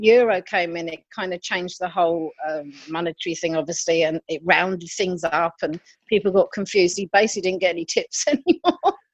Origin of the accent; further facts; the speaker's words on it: London, United Kingdom; now in Germany; I come from London